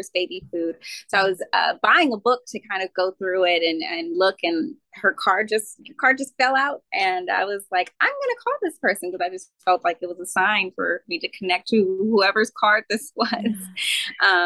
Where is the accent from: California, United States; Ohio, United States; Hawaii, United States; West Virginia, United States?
California, United States; Rancho Cucamonga; I'm actually from California, a town called Cucamonga, which is a wine country. So I grew up predominantly around vineyards and wineries